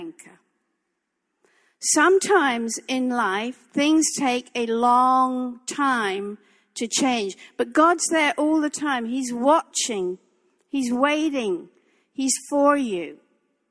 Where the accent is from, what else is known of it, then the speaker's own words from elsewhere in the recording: England, United Kingdom; moved away; this English girl